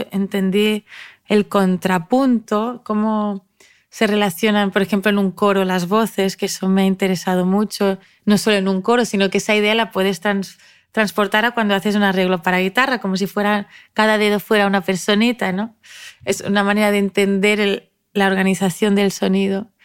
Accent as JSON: {"language": "Spanish", "country": "Spain", "first_language": "ca", "second_language": "Spanish", "said": "aprendí a cantar mejor catalán, que es mi lengua materna"}